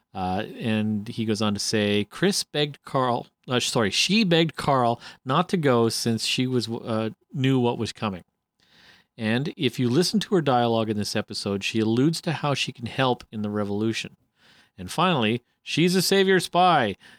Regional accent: Northern Ontario, Canada; I'm from Northern Ontario.

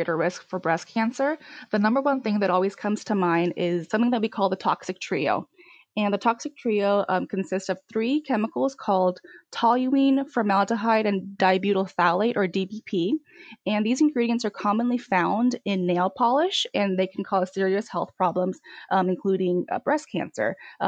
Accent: Westminster, California, United States; I grew up in Little Saigon, Orange County, which is home to the largest Vietnamese population in the U.S.

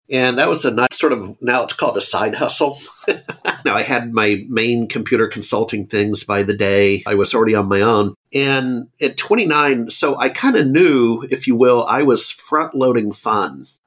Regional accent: Anchorage, Alaska, United States; also born or lived in Seattle, Washington; now in Austin, United States; I grew up in Alaska.

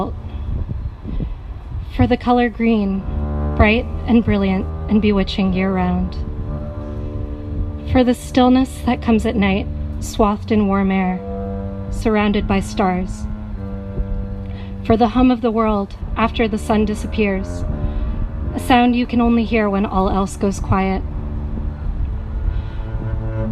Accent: Puerto Rico; moved away; growing up in Puerto Rico, on being a member of the diaspora

